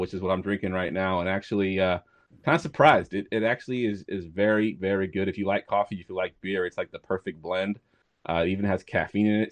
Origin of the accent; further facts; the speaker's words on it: Newport News, Virginia, United States; now in Woodbridge, Virginia, United States; I actually grew up in, uh, Newport News.